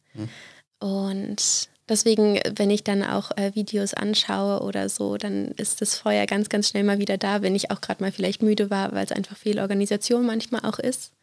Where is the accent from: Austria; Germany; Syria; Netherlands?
Germany; East Brandenburg; moved away; ich bin aufgewachsen in Ostbrandenburg, ja. ähm, in verschiedenen Städten bzw. Dörfern.